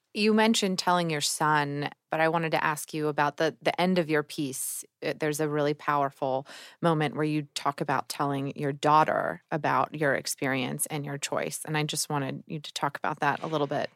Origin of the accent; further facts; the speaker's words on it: Georgia, United States; I'm from Georgia